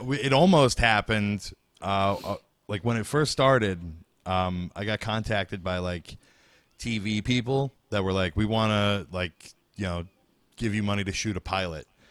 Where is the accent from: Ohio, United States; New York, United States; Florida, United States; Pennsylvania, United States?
New York, United States; Bay Shore; in my hometown, Bayshore